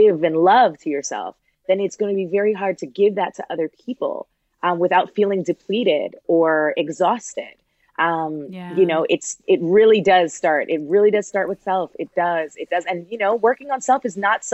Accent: Toronto, Ontario, Canada; I'm from Toronto. I'm a child of immigrants.

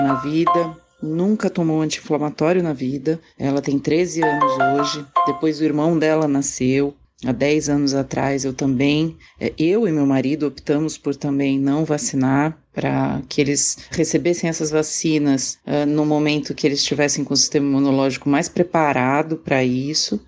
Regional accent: Santos, São Paulo, Brazil; Eu sou de Santos, São Paulo.

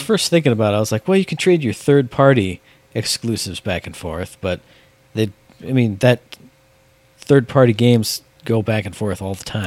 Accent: United States; I'm an American

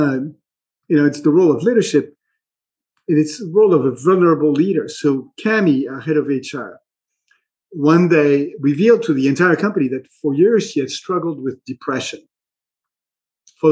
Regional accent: Minneapolis, Minnesota, United States; my hometown of Minneapolis

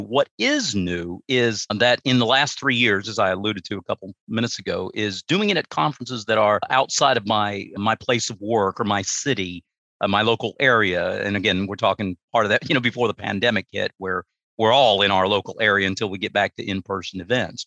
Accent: United States; that's where I grew up, small town USA

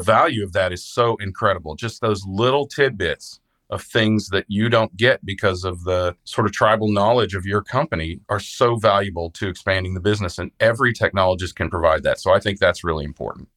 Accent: Midwest, United States; I'm from the Midwest

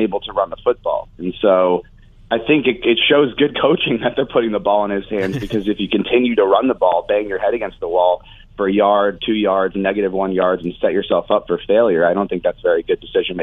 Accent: New York City, New York, United States; now in Los Angeles, United States; I'm from the East Coast originally, from the New York City area

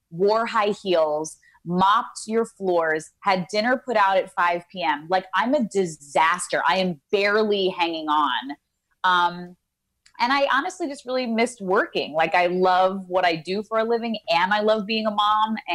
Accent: Ozone Park, New York, United States; moved away as an adult; now in Los Angeles, United States; I'm from Ozone Park, Queens.

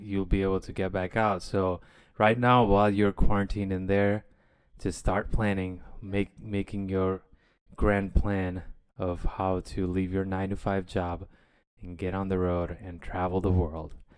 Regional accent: India; moved away; growing up in India

